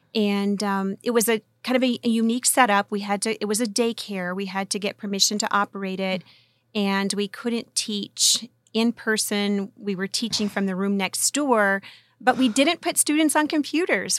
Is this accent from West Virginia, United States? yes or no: yes; West Virginia, United States; moved away as an adult; now in California, United States; I'm originally from the hills of West Virginia.